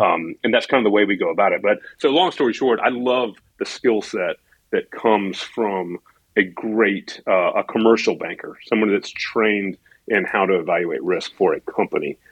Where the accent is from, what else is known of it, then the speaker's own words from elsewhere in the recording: Atlanta, Georgia, United States; moved away as an adult; now in Nashville, United States; I never wanted to return to my hometown of Atlanta. I wanted to stay in Nashville for good